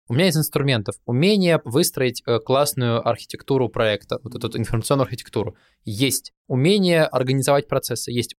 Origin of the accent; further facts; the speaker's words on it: Kuzbass, Kemerovo Oblast, Russia; Мы из Кузбасса с …